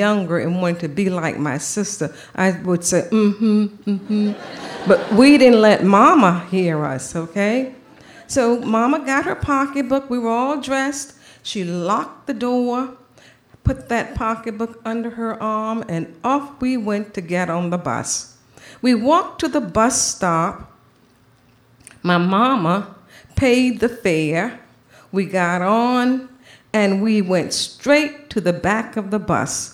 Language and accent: English; Savannah, Georgia, United States; I grew up in Savannah, Georgia, in the deep, deep South.